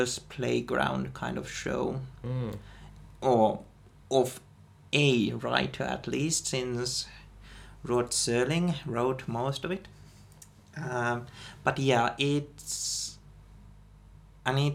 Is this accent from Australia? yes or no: no; Finland; we are from Finland